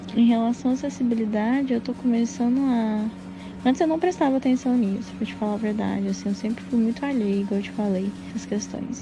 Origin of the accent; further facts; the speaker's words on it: Passos, Minas Gerais, Brazil; moved away; Eu nasci em Passos, fica no sudoeste de Minas Gerais, perto de Furnas